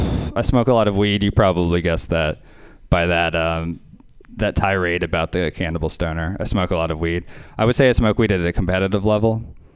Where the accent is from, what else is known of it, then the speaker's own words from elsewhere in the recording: Louisiana, United States; So something else I liked about growing up in Louisiana being named … is you have a lot of company.